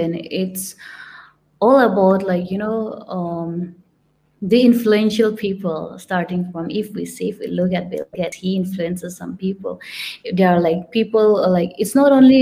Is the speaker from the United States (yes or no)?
no; India; moved away; I'm from India, but I do not look like an Indian